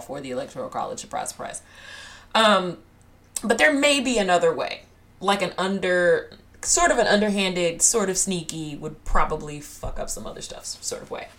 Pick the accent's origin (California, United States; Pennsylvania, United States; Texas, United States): Texas, United States; I'm Texan. I'm in a very populous state